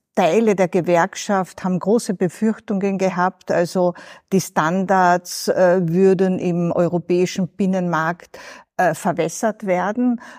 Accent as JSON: {"language": "German", "region": "Southern Carinthia", "country": "Austria", "tie": "born or raised there", "moved": "yes", "said": "Und ich komme aus Südkärnten"}